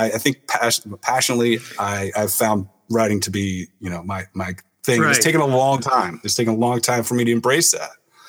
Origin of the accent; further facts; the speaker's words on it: Tennessee, United States; It took place in my backyard. I grew up in Tennessee. This takes place in East Tennessee.